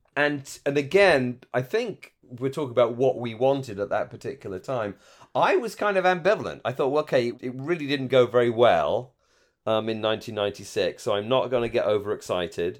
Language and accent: English; United Kingdom; moved away; as a British fan